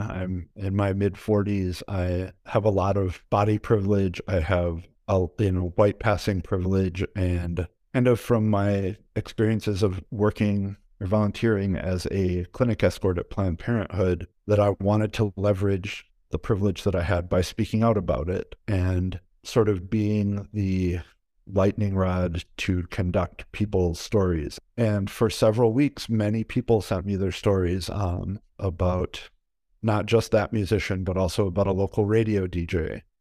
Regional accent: Wisconsin, United States; moved away as an adult; now in Minneapolis, United States; I am originally from Wisconsin.

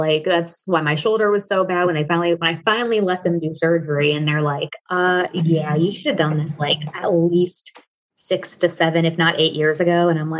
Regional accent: Midwest, United States; moved away as an adult; also born or lived in Ohio / Alaska; now in Texas, United States; Because I had just moved to Alaska when we first talked. So I'm from the Midwest. I was in Ohio when I got into obstacle course racing

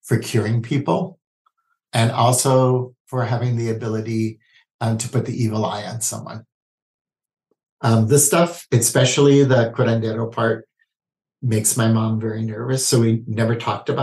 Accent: Honolulu, Hawaii, United States; I was born and raised in Honolulu, Hawaii.

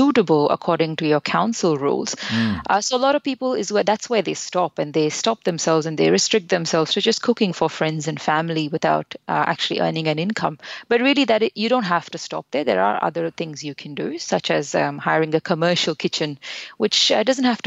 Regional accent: India; moved away; We're originally from India, which is where we both came and got our interest in food

